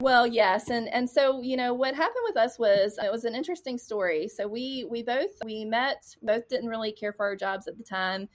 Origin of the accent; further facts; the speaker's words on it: Lugoff, South Carolina, United States; also born or lived in Charleston, South Carolina; I grew up in a really small town in South Carolina called Lugoff, South Carolina